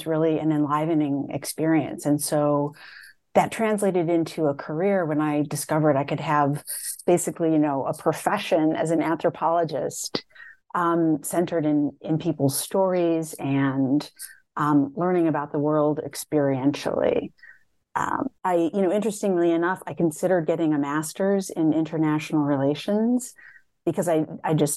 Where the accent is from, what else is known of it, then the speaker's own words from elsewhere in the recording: Madison, Wisconsin, United States; I grew up in a very diverse neighborhood in Madison, Wisconsin